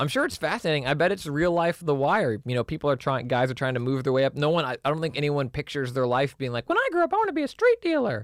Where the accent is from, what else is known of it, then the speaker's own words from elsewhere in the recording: Texas, United States; I'm from Texas